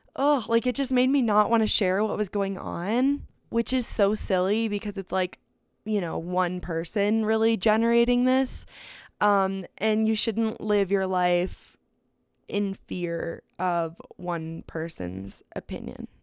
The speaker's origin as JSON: {"language": "English", "town": "Phoenix", "region": "Arizona", "country": "United States", "tie": "born or raised there", "said": "I come home from Europe, and I'm back in Phoenix, and I've been in Phoenix for all of maybe five days"}